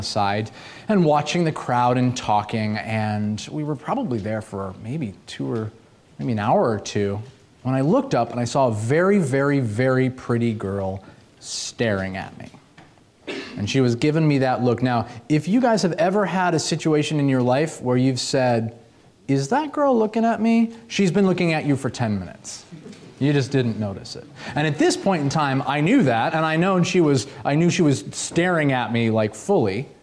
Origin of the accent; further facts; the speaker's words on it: Boston, Massachusetts, United States; moved away; also born or lived in Los Angeles, California; I'm from Boston originally